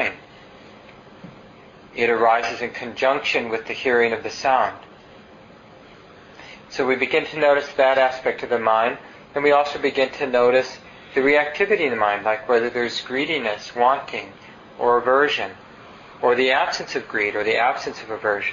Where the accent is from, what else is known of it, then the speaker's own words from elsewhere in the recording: Minneapolis, Minnesota, United States; I grew up in North Minneapolis and there were train tracks nearby